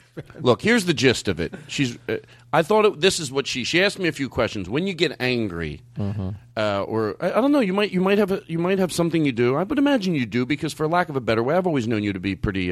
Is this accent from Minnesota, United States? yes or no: no; Philadelphia, Pennsylvania, United States; I was born in Philadelphia